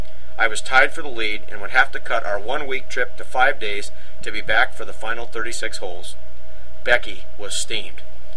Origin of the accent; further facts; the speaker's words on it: Washougal, Washington, United States; my hometown of Washougal, Washington.